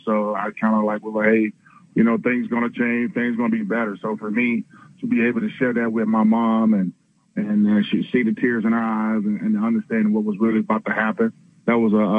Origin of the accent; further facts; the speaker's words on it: Aliceville, Alabama, United States; I stayed at home in my hometown of Aliceville, Alabama